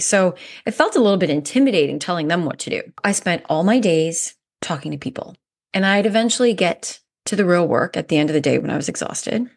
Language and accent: English; Canada; moved away as an adult; also born or lived in South Africa; I'm Canadian, and I moved to South Africa in two thousand nine on a whim